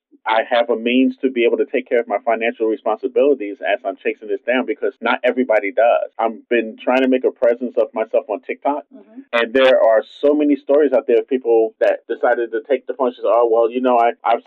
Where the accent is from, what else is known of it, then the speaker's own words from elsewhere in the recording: New York City, New York, United States; a kid growing up in Brooklyn in the 70s